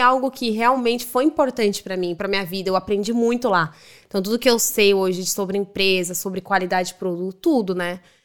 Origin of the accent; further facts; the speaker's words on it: Brazil; moved away as an adult; now in Dublin, Ireland; Eu saí do Brasil sem falar nada de inglês, eu não sabia nada.